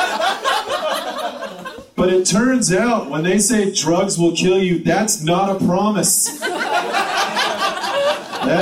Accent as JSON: {"language": "English", "town": "Tillamook", "region": "Oregon", "country": "United States", "tie": "born or raised there", "lives_now": "Portland, United States", "said": "I grew up in Tillamook."}